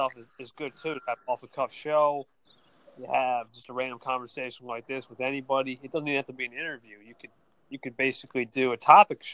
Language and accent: English; Ocean, New Jersey, United States; I'm from NJ, I'll say that much. I'm from Ocean